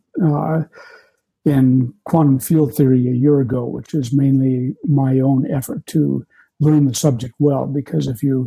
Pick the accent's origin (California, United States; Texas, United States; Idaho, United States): Idaho, United States; I grew up in Idaho and went to the University